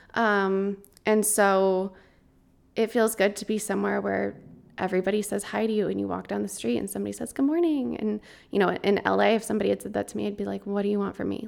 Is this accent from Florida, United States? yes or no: no; Colorado, United States; moved away; since I was a kid growing up in Colorado